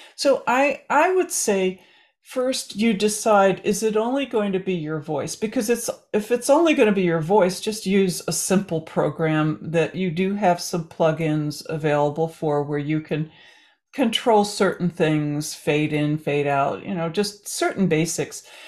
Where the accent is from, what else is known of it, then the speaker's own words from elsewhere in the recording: New Jersey, United States; we were growing up in New Jersey